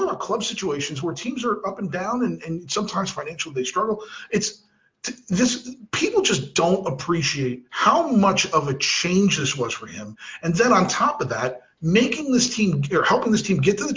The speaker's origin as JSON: {"language": "English", "region": "New Jersey", "country": "United States", "moved": "yes", "said": "I'm from Jersey"}